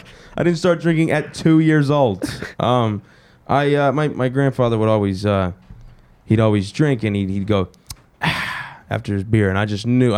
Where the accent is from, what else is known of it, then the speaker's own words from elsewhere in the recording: the South, United States; also born or lived in New Jersey / Pennsylvania; I'm actually the only person in my whole family to be born in the South. I come from a northern family.